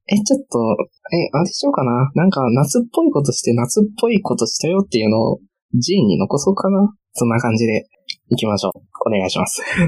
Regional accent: Kansai, Japan; moved away as an adult; now in Tokyo, Japan; 大阪やしさ、その地元が近い問題だからさ。

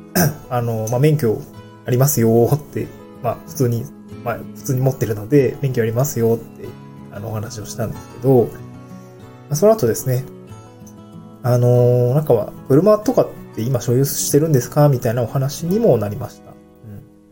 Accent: Niigata, Japan; moved away as an adult; also born or lived in Hirosaki, Aomori; now in Tokyo, Japan; もともと地方って新潟の生まれなので、車社会で

